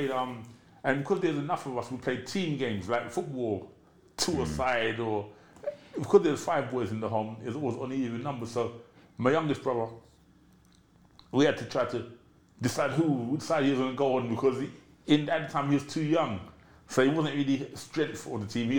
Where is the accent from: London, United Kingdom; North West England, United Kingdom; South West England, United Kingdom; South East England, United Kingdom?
London, United Kingdom; also born or lived in Brixton; I'm from Peckham. I'm a Londoner all through and through. I was born in Brixton and I grew up in Peckham.